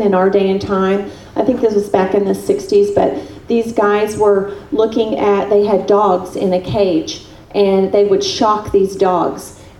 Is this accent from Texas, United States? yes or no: yes; Texas, United States; moved away; my home state of Texas